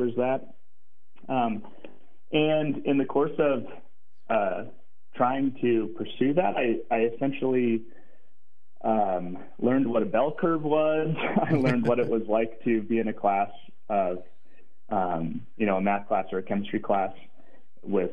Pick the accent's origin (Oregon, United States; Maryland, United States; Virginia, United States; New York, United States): Oregon, United States; Portland; moved away as an adult; also born or lived in Ann Arbor, Michigan / Mongolia; growing up in Portland, Oregon